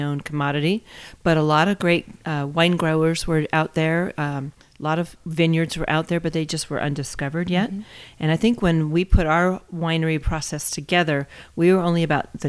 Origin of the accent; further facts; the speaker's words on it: Newport Beach, California, United States; now in Napa, United States; I grew up in Newport Beach in Southern California